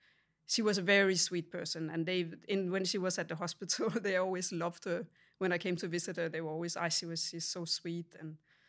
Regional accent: Denmark; So I grew up in Denmark in a small town

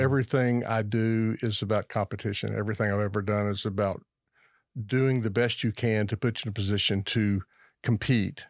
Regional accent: Lexington, Kentucky, United States; I grew up in Lexington, Kentucky

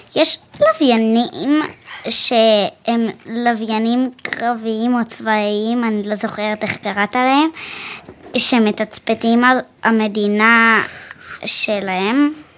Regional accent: Kfar Saba, Central District, Israel; מכפר סבא

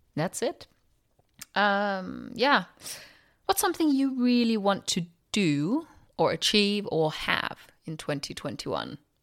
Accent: Denmark; now in London, United Kingdom; I'm from Denmark

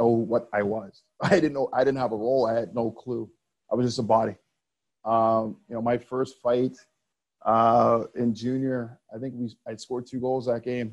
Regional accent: Montreal, Quebec, Canada; growing up in Montreal, you know, I played on some really good teams as a kid

